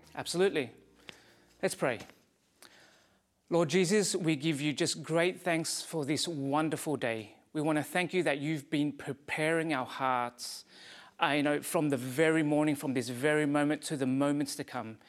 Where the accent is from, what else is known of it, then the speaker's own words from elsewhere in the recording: Quebec, Canada; accent: Quebec; now in Abbotsford, Canada; My accent is from Quebec.